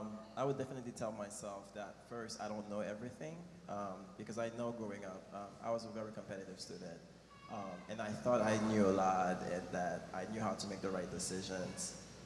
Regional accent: Haiti; also born or lived in Florida / Boston; now in New York City, United States; I am originally from Haiti. My parents moved here to the U.S. a few years ago, and we've lived in Florida and Boston. I came to New York for school.

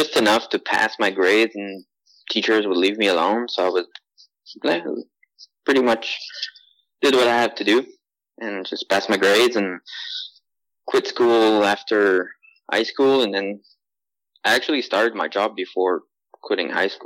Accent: Wentworth-Nord, Quebec, Canada; I grew up in Wentworth North. That's a small little town north of, let's say, St. Jerome.

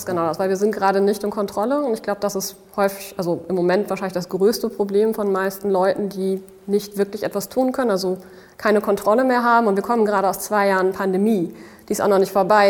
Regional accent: Dortmund, North Rhine-Westphalia, Germany; moved away as an adult; now in Berlin, Germany; da lebt meine Familie, bin ich auch aufgewachsen

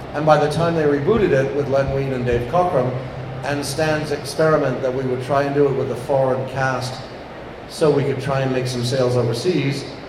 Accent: England, United Kingdom; moved away; I'm English

